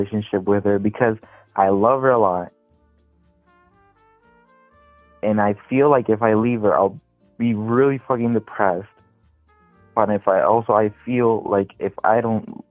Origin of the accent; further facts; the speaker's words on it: Puerto Rico; moved away; my hometown Puerto Rico